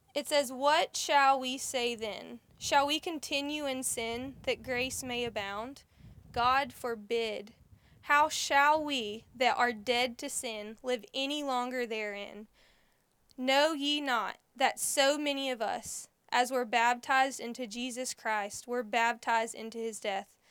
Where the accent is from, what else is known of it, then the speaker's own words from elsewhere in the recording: United States; Growing up in Holmes County